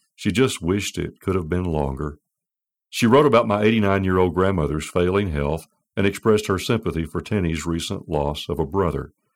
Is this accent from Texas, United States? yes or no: yes; Amarillo, Texas, United States; moved away; also born or lived in Houston; I grew up in Amarillo, but Mom and Dad and a good many of us moved to Houston in nineteen seventy-five